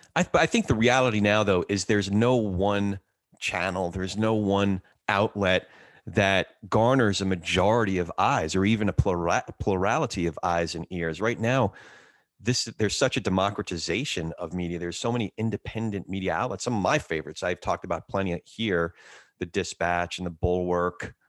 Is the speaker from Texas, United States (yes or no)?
no; New Jersey, United States; also born or lived in New York; my brother and I moved from New York to New Jersey